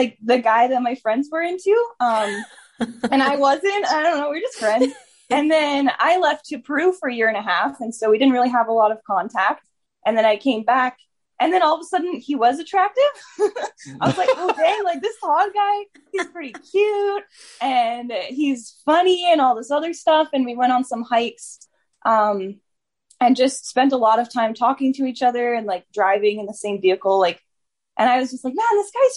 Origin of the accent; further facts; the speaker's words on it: Edmonton, Alberta, Canada; I came from Edmonton, from the Royal Alex Hospital. My mom birthed me there, and and I've stayed in Edmonton almost the whole rest of my life